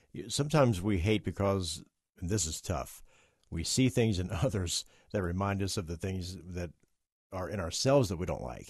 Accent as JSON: {"language": "English", "region": "West Virginia", "country": "United States", "said": "I'm from West Virginia"}